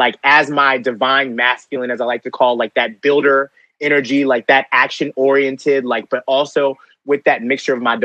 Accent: Conyers, Georgia, United States; growing up in the South and growing up as a gay black boy, like in Conyers, Georgia.

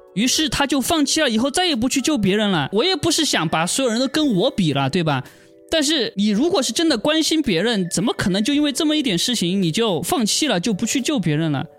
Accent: China; 我是中国人

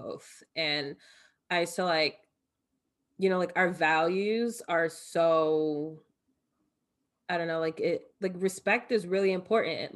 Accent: Elizabeth, New Jersey, United States; moved away as an adult; also born or lived in Michigan; now in New York City, United States; growing up in Elizabeth

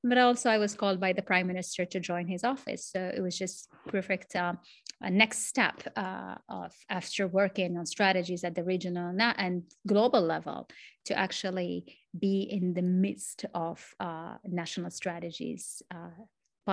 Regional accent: Morocco; English is a second language; I am from Morocco, connecting actually from Morocco

